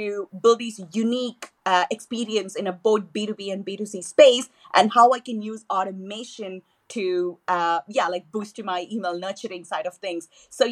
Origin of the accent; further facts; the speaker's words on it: Chennai, Tamil Nadu, India; first language Tamil; English is a second language; moved away; I was born and raised in Chennai, which is the capital, you know, of the southern state of Tamil Nadu. So I speak Tamil at home, which is my native language.